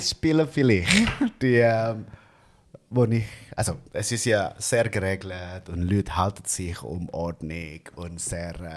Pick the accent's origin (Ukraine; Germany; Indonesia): Indonesia; Bandung, West Java; German is a second language; moved away as an adult; now in Zurich, Switzerland; direkt von Indonesien und dort in äh, Bandung, wo ich herkomme